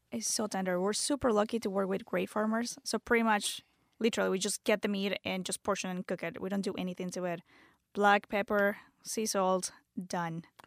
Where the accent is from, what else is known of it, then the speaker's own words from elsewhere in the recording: Venezuela; English is a second language; moved away as an adult; also born or lived in Canada; now in United States; I'm from, born and raised in Venezuela. Moved to the States when I was twenty-one.